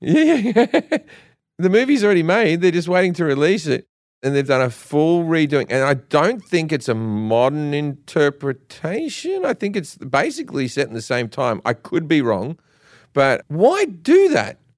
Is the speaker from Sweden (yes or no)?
no; Australia; I'm Australian